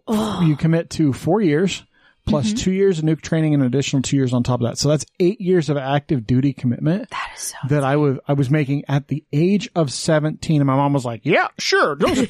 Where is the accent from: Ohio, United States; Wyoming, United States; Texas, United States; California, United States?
Wyoming, United States; Green River; moved away; Green River, Wyoming.